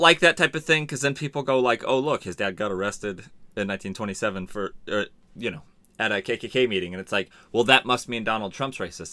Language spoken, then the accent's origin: English; San Diego, California, United States; also born or lived in La Mesa / Hemet / Santee; I grew up in San Diego and, and Hemet.